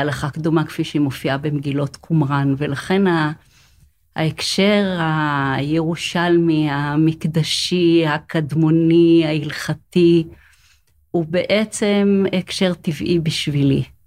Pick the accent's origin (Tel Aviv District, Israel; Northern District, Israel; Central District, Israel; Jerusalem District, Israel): Jerusalem District, Israel; Jerusalem; אני חיה בירושלים, אני נולדתי בירושלים